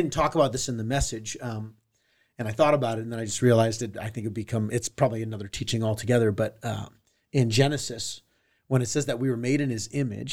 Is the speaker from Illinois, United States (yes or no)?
no; Southern California, United States; I grew up in Southern California.